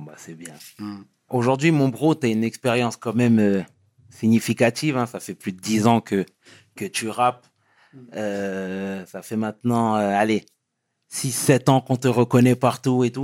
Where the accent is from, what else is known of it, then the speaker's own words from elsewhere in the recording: Senegal; on est Sénégalais tous les deux